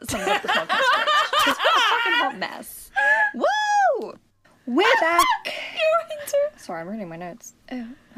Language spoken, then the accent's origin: English; United States; I am American